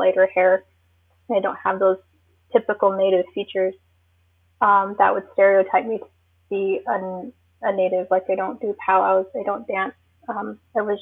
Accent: Porcupine, South Dakota, United States; also born or lived in Wisconsin; I'm originally from the Pine Ridge Reservation. I grew up in Porcupine, South Dakota.

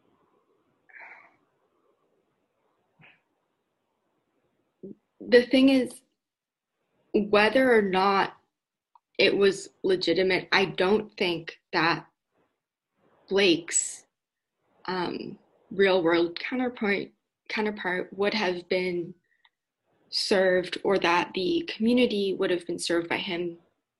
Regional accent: Palo Alto, California, United States; I grew up in Palo Alto

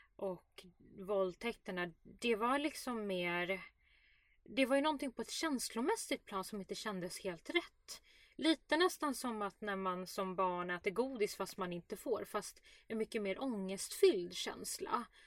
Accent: Sweden; Jag är ändå uppvuxen i Sverige, ett öppet samhälle

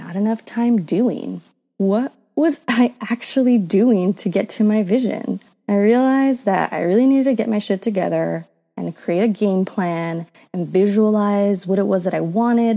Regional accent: San Bernardino County, California, United States; I grew up in San Bernardino County. It's like California, about an hour east of Los Angeles

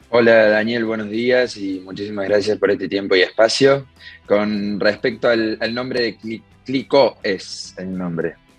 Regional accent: Córdoba, Argentina; somos tres socios de Córdoba, Argentina, una, una ciudad en el centro del país.

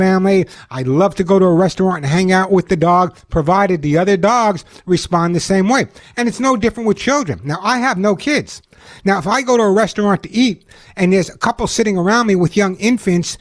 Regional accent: New York, United States; I'm a New Yorker

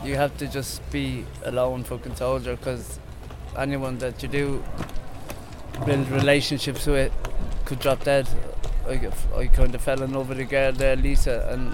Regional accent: County Meath, Ireland; moved away as an adult; now in Dublin, Ireland; I'm originally from Mead. Moved up here due to alcohol problems in the family

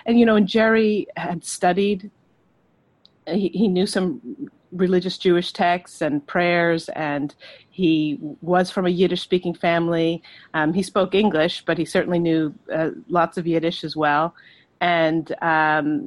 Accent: Ireland; growing up in Ireland and being exposed to Anglo-Irish literature

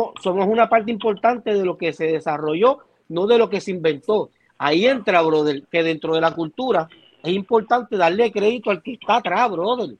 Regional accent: Puerto Rico; soy boricua

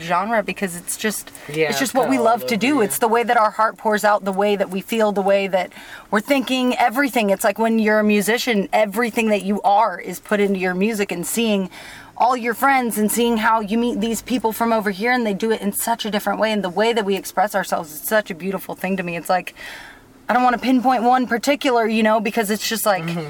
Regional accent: Texas, United States; I'm from Texas, it's flat

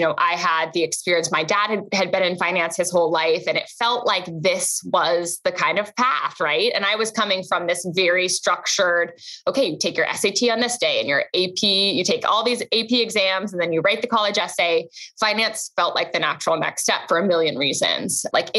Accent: London, United Kingdom; moved away as an adult; also born or lived in Tokyo; now in United States; So I was born in London, spent most of my life in London, also spent a couple of years in Tokyo as a very young child. And I really wanted to come to the States for college.

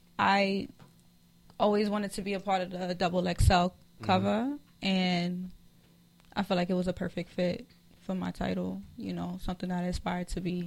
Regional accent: New York, United States; born or raised there; moved away

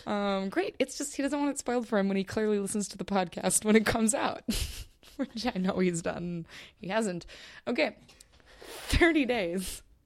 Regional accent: Minnesota, United States; I'm from Minnesota

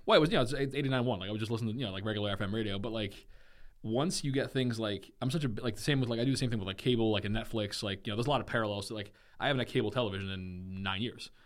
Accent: Germany; now in United States; I grew up in Germany

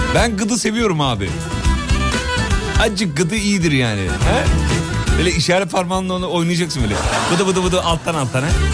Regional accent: Derince, Kocaeli, Turkey; Biz çocukken Kocaeli'de, Derince'de

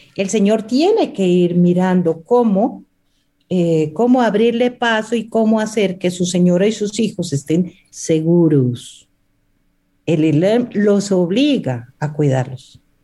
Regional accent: Pasto, Nariño, Colombia; Yo soy de Pasto, eh, estaba divorciada y me fui a Dubái eh, con unas libras de café de Nariño a vender

